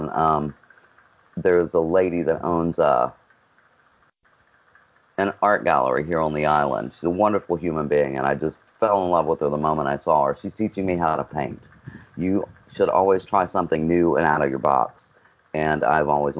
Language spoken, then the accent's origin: English; West Virginia, United States; now in Surf City, United States; my home state of West Virginia.